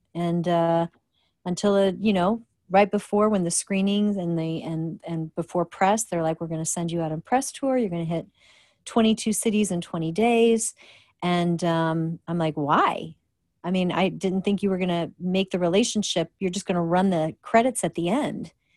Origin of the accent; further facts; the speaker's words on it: Rockford, Illinois, United States; growing up in Rockford, Illinois